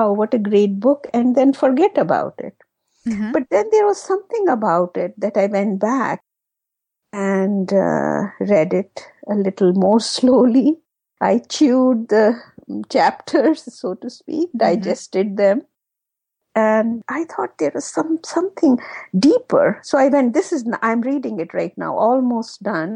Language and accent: English; Jammu and Kashmir, India; moved away; my husband and I, we are both from Kashmir in India